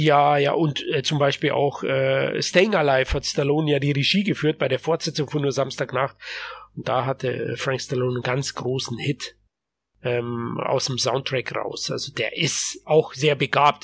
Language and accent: German; Germany; bei uns in Deutschland